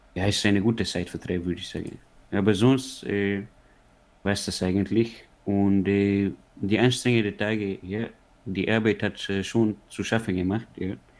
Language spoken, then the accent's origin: German; Tyrol, Austria; ich bin ja gebürtiger Tiroler